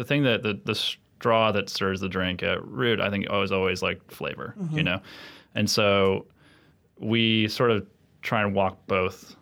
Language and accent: English; upstate New York, United States; moved away; I'm from upstate New York originally